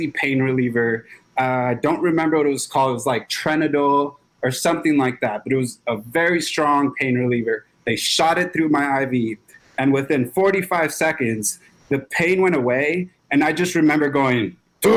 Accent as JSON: {"language": "English", "town": "Los Angeles", "region": "California", "country": "United States", "tie": "born or raised there", "said": "I grew up in South Central Los Angeles, really rough neighborhood"}